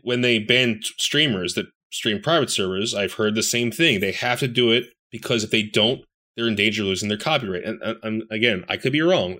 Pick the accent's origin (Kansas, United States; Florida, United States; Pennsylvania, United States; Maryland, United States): Pennsylvania, United States; Philadelphia; I'm a Philadelphian